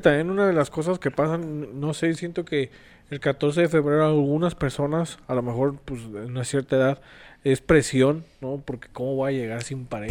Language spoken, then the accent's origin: Spanish; Mexico; como latinoamericanos, como mexicanos